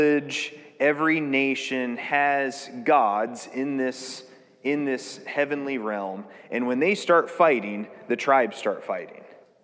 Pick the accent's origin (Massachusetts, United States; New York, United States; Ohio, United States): Ohio, United States; Marysville; I grew up in Marysville